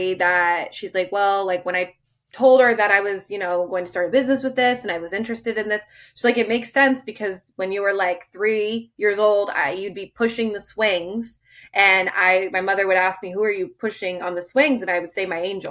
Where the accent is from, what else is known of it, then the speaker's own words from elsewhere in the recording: Rhode Island, United States; I am born and raised in Rhode Island.